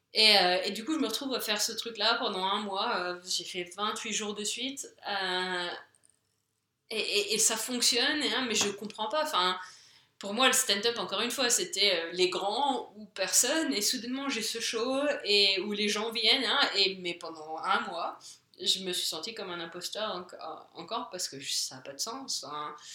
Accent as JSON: {"language": "French", "country": "France", "moved": "as an adult", "lives_now": "England, United Kingdom", "said": "je suis française, je suis en Angleterre"}